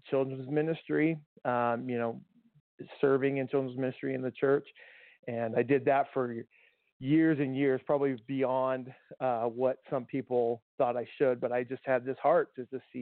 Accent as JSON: {"language": "English", "town": "Tucson", "region": "Arizona", "country": "United States", "tie": "born or raised there", "moved": "yes", "said": "I grew up in Tucson and native of Arizona"}